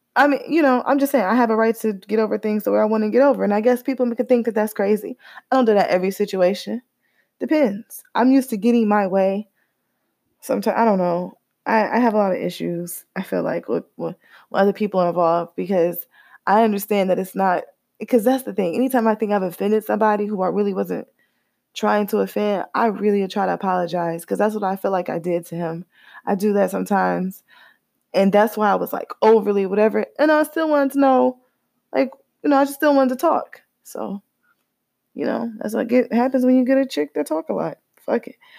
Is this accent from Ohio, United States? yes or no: yes; Cleveland, Ohio, United States; I'm from Cleveland